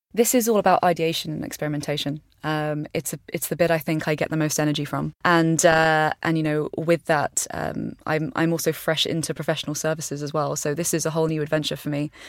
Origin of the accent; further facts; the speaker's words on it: East Sussex, South East England, United Kingdom; I grew up on a farm i, in, in East Sussex